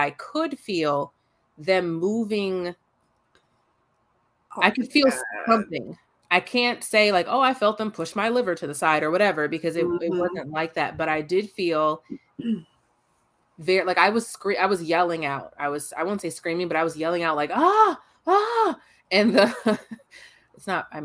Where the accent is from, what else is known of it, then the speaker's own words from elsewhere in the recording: California, United States; I was born in California